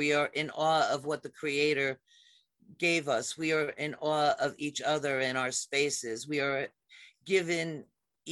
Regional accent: Detroit, Michigan, United States; I was born in Detroit, Michigan, of a Presbyterian minister and a colonial farmer's daughter

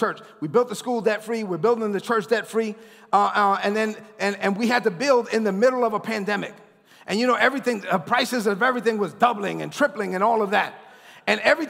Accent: New York City, New York, United States; I grew up in East New York, Brooklyn. I'm the first of my family born in the United States

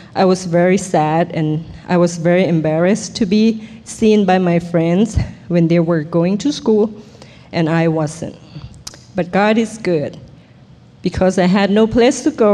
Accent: Thailand; English is a second language; moved away; also born or lived in Bangkok; I was born in Thailand

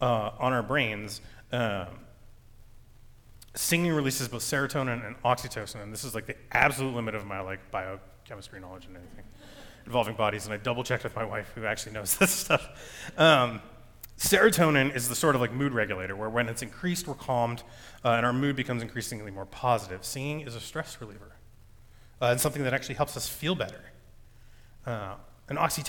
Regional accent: United States; I'm an American man who grew up in a Christian household

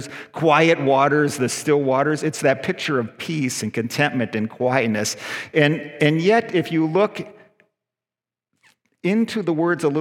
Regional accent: United States; also born or lived in Mississauga, Canada; now in Canada; I'm an American citizen

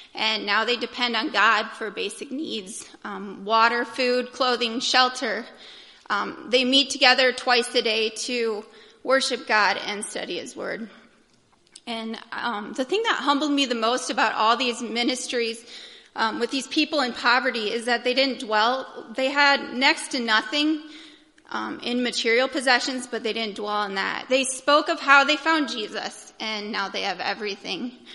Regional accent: United States; I'm an American

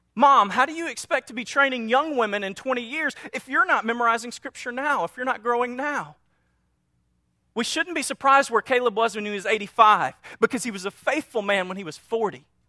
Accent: North Louisiana, United States; we're from North Louisiana, a small town

